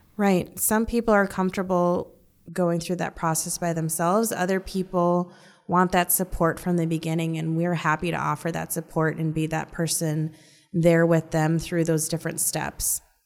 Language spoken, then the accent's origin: English; North Dakota, United States; now in Omaha, United States; I grew up in North Dakota